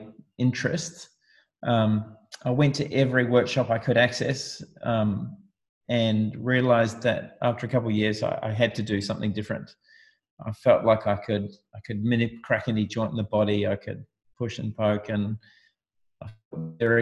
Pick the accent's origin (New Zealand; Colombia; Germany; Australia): New Zealand; moved away; I grew up in New Zealand in a small town, and I left home